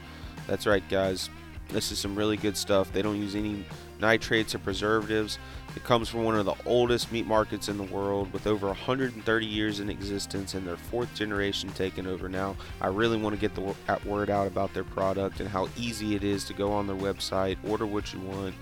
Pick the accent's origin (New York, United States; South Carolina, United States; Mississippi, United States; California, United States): Mississippi, United States; I'm from Mississippi